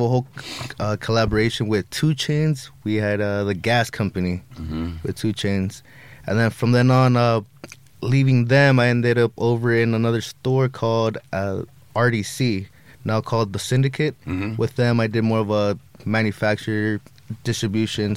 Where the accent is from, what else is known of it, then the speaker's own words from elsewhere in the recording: Los Angeles, California, United States; I started off in San Fernando Valley, a city called Reseda